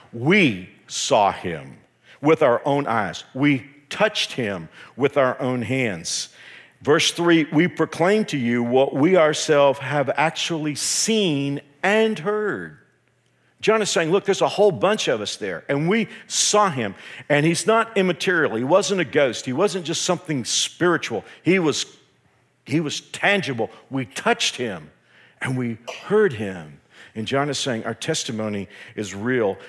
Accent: Texas, United States; I'm from Texas

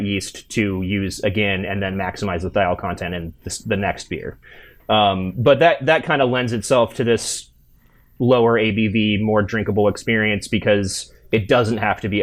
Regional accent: Indiana, United States; I'm from the Midwest. I'm from Indiana

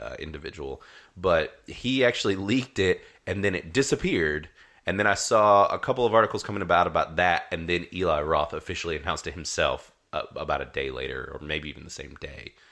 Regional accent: North Carolina, United States; accent: twang; if our twangs are slowly slipping out, then you might figure out that we're from North Carolina

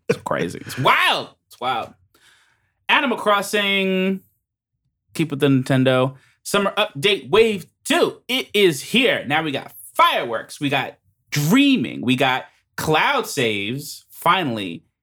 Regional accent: United States; I'm American

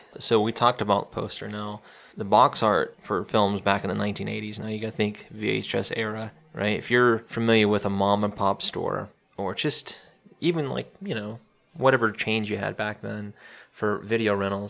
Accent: South Carolina, United States; there was a film that was filmed in my home state, close to where I live, too.

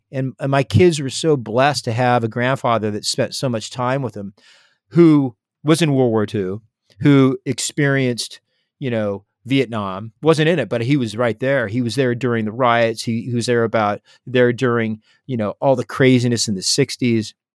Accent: San Diego, California, United States; growing up in San Diego, I was on the water

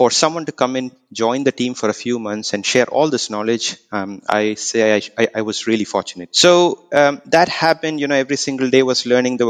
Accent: India; now in Auckland, New Zealand; I reside in Auckland, but I'm basically from India

